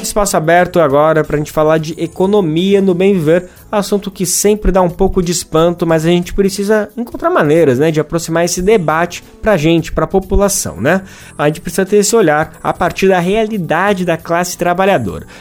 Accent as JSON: {"language": "Portuguese", "country": "Brazil"}